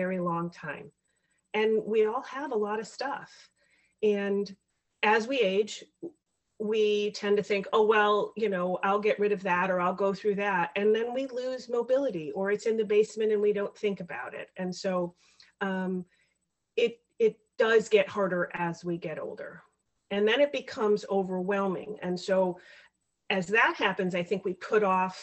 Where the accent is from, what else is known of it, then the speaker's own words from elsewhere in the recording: Chicago, Illinois, United States; I am from the Chicago area, born and raised here